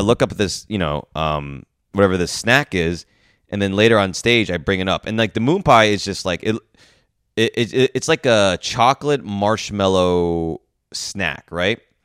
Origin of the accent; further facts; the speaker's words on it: New York, United States; I'm this New York guy coming into the, the south